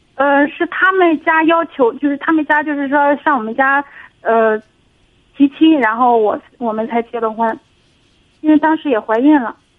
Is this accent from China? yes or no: yes; Shandong, China; 我就是山东的